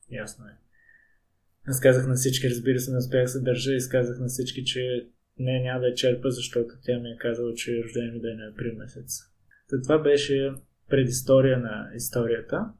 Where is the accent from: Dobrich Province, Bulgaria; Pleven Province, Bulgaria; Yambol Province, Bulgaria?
Pleven Province, Bulgaria; Pleven; Аз бях на моят рожден ден в моя роден град Плевен